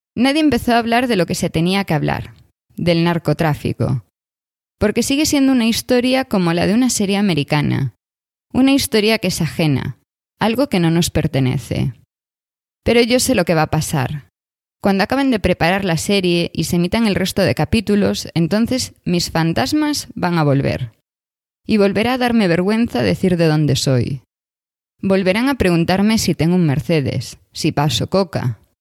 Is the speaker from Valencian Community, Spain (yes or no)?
no; Vilagarcía de Arousa, Galicia, Spain; Soy de Vila García de Arousa.